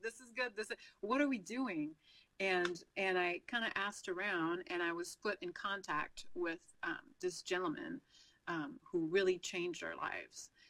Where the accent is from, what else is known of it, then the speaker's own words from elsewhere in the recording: Quebec, Canada; first language French; English is a second language; moved away as an adult; now in United States; the province of Quebec is where I'm from, and it's a French-speaking province. So French is my first language